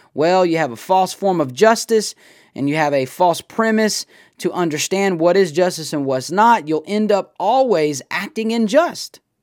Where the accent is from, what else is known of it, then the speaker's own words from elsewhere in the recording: United States; I'm an American.